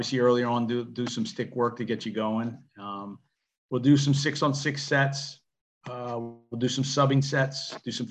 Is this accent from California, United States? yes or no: no; Southern Maryland, United States; I was from Southern Maryland